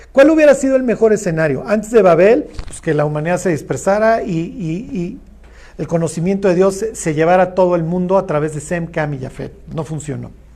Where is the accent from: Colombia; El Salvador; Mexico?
Mexico; todos somos más mexicanos que el mole